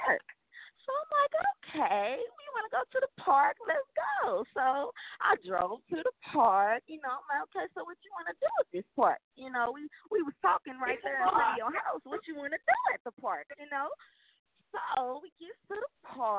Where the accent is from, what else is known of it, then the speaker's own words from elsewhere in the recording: St. Louis, Missouri, United States; moved away as an adult; now in Texas, United States; I'm from St. Louis. I just moved to Texas, like, last Friday.